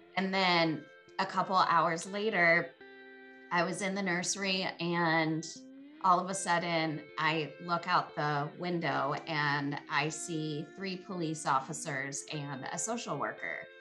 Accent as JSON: {"language": "English", "area": "San Francisco Bay Area", "region": "California", "country": "United States", "moved": "yes", "lives_now": "Montana, United States", "said": "I'm from the San Francisco Bay Area. I live in Montana now"}